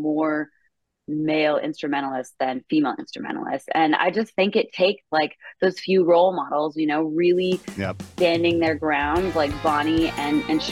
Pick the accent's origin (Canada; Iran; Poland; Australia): Canada; moved away as an adult; now in Nashville, United States; I grew up in Canada